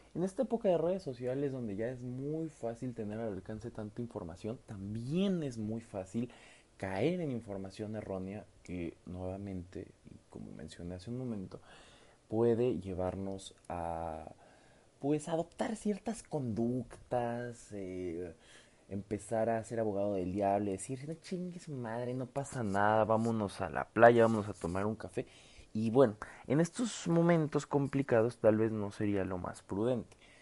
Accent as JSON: {"language": "Spanish", "country": "Mexico", "said": "no solamente como mexicanos, sino como mestizos."}